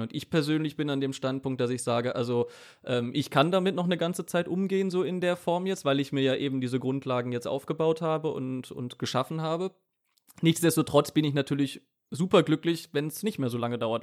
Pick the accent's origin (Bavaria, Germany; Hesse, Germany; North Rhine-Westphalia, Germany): North Rhine-Westphalia, Germany; Cologne; Ich komme ja aus dem Raum Köln, Großraum Köln